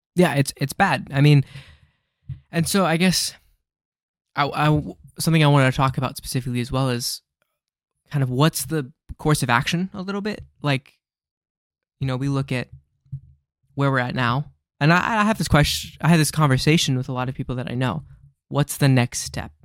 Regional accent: United States; as an American

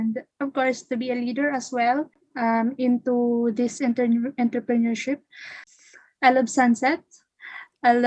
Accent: Philippines; I am from the Philippines

